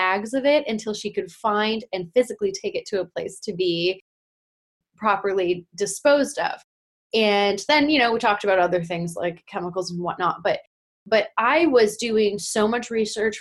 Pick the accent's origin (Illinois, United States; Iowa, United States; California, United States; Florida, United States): California, United States; us being Californian